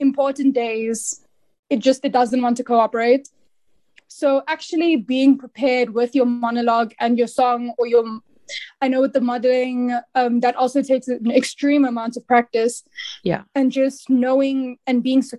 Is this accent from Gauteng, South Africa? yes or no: yes; Pretoria, Gauteng, South Africa; born and raised in Pretoria